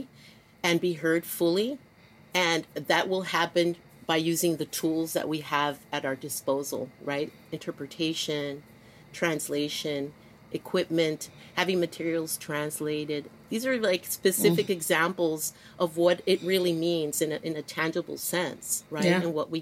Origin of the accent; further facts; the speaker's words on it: US–Mexico border, United States; growing up here in the U.S. and being born and raised, living on the border as well